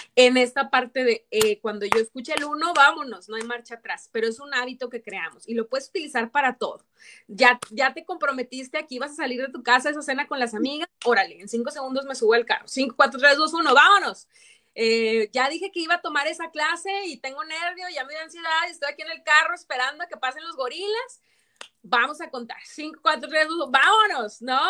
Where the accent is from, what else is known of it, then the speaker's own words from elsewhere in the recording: Torreón, Coahuila, Mexico; moved away; me da mucho gusto ir de viaje a Torreón, a mi terruño